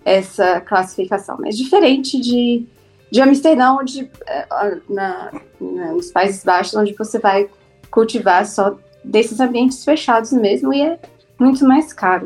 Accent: Brasília, Federal District, Brazil; now in Cape Town, South Africa; eu sou de Brasília, eu sou jornalista

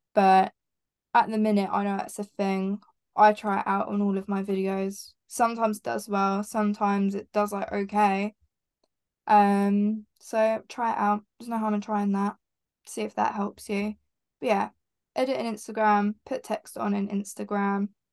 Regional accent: Heathfield, South East England, United Kingdom; born or raised there

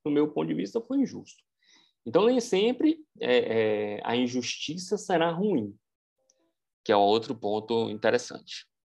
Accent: Brazil; eu sou brasileiro, estou inserido nessa cultura

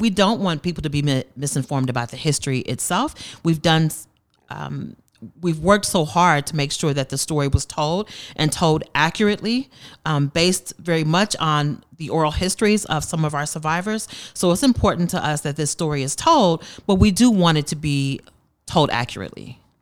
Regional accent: Tulsa, Oklahoma, United States; I'm from Tulsa, Tulsa native, born and raised here, and attended school in North Tulsa

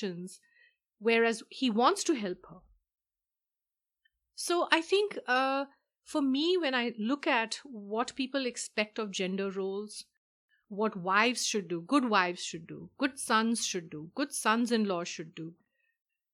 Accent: India; moved away; I am from India myself

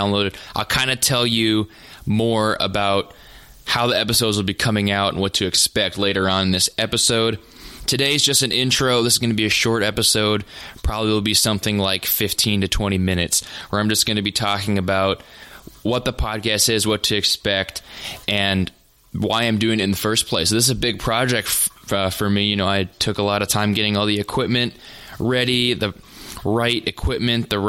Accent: North Dakota, United States; also born or lived in Nebraska; I'm from North Dakota. I'm a farm kid. Grew up on the farm.

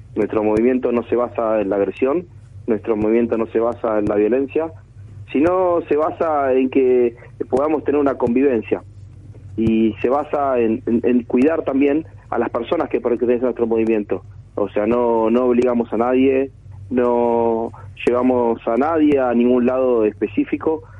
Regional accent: Argentina; somos muchos los argentinos

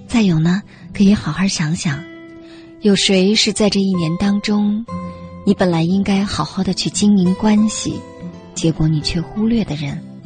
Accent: China; 我们中国人其实是不过圣诞节的

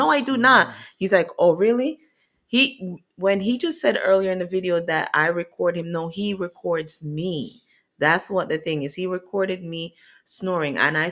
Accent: Jamaica; I'm Jamaican

